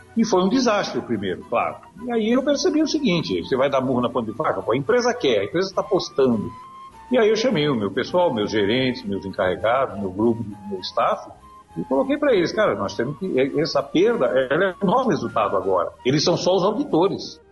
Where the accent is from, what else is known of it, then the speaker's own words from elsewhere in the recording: Santos, São Paulo, Brazil; Meu pai tinha um pequeno comércio lá em Santos, minha cidade natal